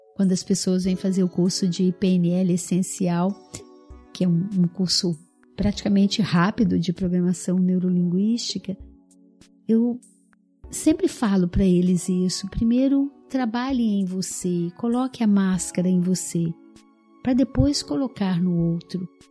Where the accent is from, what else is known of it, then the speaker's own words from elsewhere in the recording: Araújos, Minas Gerais, Brazil; moved away; Eu vim do interior de Minas, né, onde meus pais moram ainda, a cidadezinha de Araújos